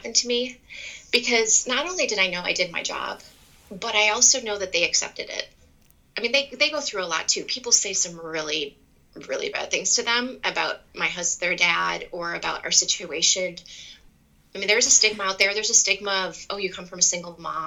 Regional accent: Wisconsin, United States; I went to the University of Wisconsin. I'm from Wisconsin

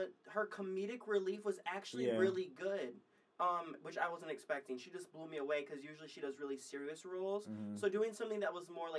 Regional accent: Michigan, United States; now in California, United States; I'm from Michigan.

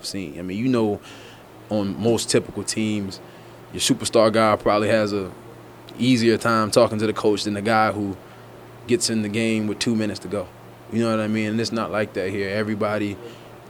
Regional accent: Washington, District of Columbia, United States; growing up in Washington

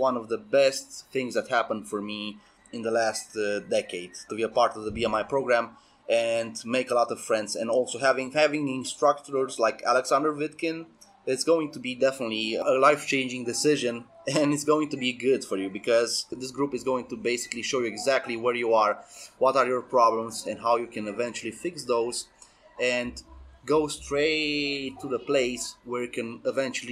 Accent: Sibiu, Sibiu County, Romania; I'm from Romania, from Sibiu, which is the center of Romania in Transylvania

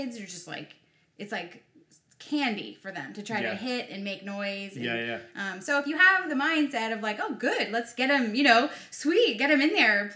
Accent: Marin County, California, United States; I grew up in a very musical town. Marin County is right outside of San Francisco

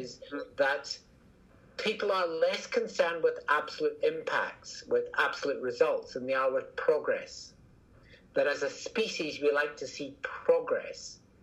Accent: Scotland, United Kingdom; accent: Scottish; From my accent, you can probably tell I'm Scottish

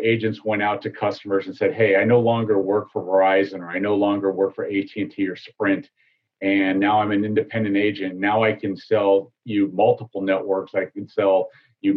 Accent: Chicago, Illinois, United States; moved away as an adult; now in Tampa Bay area, United States; I grew up in the South and the Southwest suburbs of Chicago

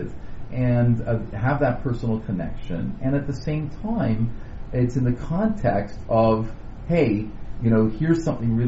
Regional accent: Canada; also born or lived in Indiana; now in Toronto, Canada; we're Canadian.

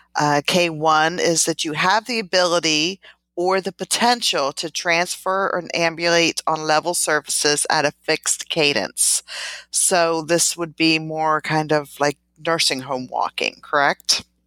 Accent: outside of Philadelphia, Pennsylvania, United States; moved away; I was born and raised in Pennsylvania, outside of, of Philadelphia

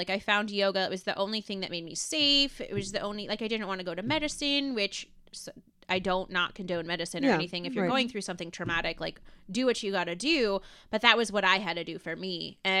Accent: Solon, Ohio, United States; And I'm from Cleveland. So I was like, I want to help you with Cleveland. Like, that's my bread and butter. Mm-hmm. It's my hometown.

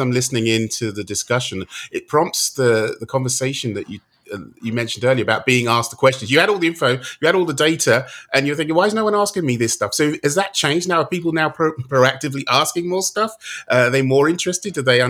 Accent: United Kingdom; now in United States; I'm sat in the US, being a Brit over here

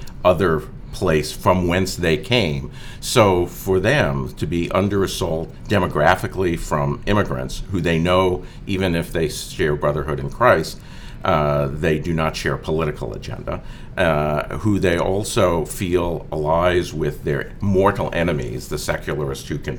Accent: United States; as an American

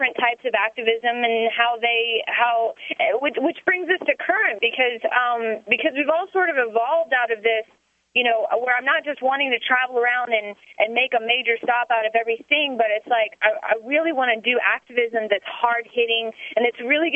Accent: the South, United States; moved away as an adult; now in New Hampshire, United States; I am from the South

